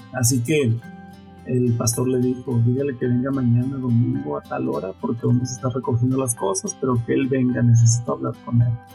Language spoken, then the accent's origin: Spanish; Nueva Italia, Michoacán, Mexico; Mi familia, pues somos originarios de Michoacán, Nueva Italia, Michoacán